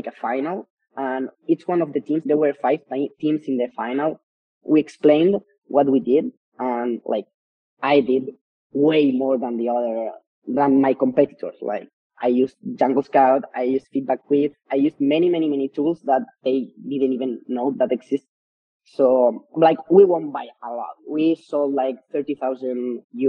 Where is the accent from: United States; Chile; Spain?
Spain; first language Spanish; English is a second language; I understand the culture more in Spain than in any other marketplaces. And also, Spanish is my mother language.